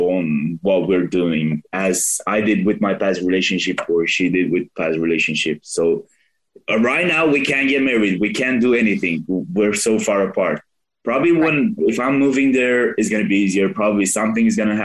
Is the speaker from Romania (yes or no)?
yes; Romania; born or raised there; moved away as an adult